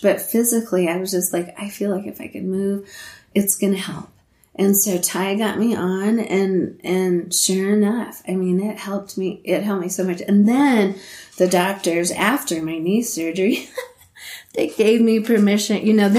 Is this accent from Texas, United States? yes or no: no; Leadville, Colorado, United States; when you are born and raised in Leadville and it's like your hometown thing, it's more special. So for me, having that in my mind the whole entire time